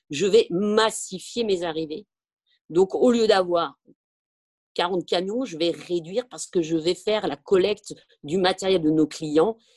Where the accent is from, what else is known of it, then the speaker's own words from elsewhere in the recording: France; comme nous sommes français, nous sommes latins